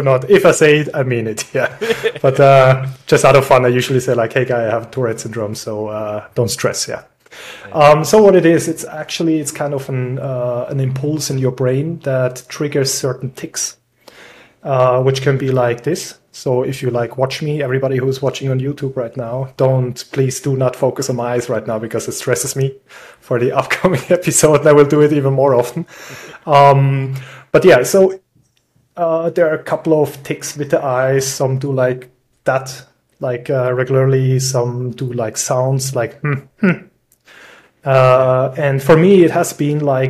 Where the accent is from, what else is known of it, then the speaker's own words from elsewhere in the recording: Switzerland; moved away as an adult; now in Austria; originally, I'm from Switzerland. I moved here around 12 years ago